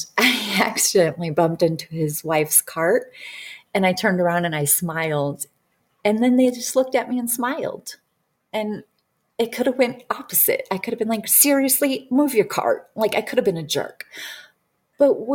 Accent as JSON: {"language": "English", "town": "Detroit", "region": "Michigan", "country": "United States", "tie": "born or raised there", "said": "I grew up in Detroit."}